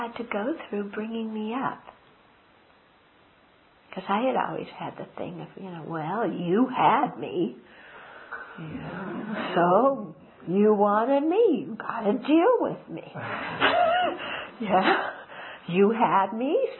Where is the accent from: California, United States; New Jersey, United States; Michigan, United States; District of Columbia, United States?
California, United States; Southern; I grew up in Southern California